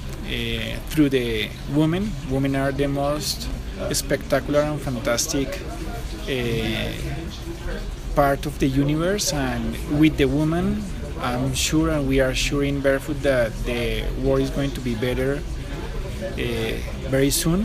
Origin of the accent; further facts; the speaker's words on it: Colombia; now in Antigua, Guatemala; I'm from Colombia